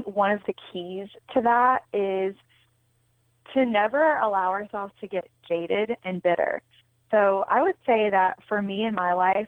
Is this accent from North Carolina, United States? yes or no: yes; North Carolina, United States; moved away as an adult; also born or lived in New York City / Los Angeles; I'm originally from North Carolina